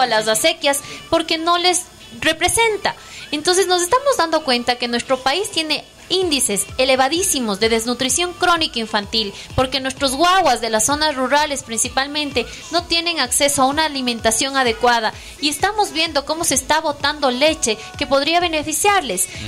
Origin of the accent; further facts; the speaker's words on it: Ecuador; aquí todos somos de Ecuador